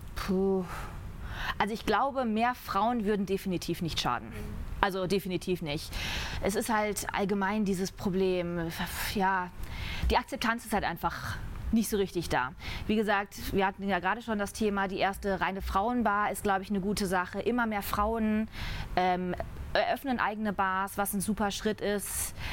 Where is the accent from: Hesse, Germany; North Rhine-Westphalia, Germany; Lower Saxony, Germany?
North Rhine-Westphalia, Germany; moved away as an adult; also born or lived in Düsseldorf; now in Munich, Germany; ich komme gebürtig aus dem Rheinland, vom, ah, okay. vom Niederrhein, also holländische Grenze direkt